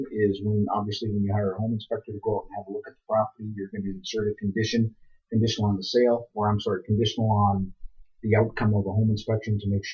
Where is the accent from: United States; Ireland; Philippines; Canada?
Canada; We're strong Canadian people